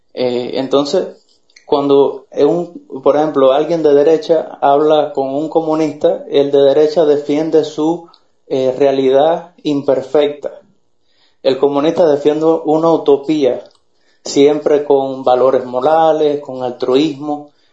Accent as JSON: {"language": "Spanish", "country": "Cuba", "moved": "yes", "said": "nosotros en la misma isla nos decimos que somos los judíos de América"}